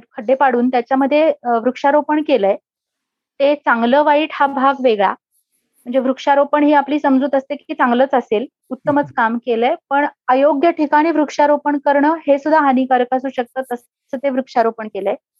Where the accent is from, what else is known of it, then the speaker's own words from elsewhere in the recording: Pune, Maharashtra, India; moved away as an adult; also born or lived in San Francisco, United States; अतिशय आनंदी बालपण गेलं पुण्यात आम्ही शनिवार पेठेमध्ये राहायचो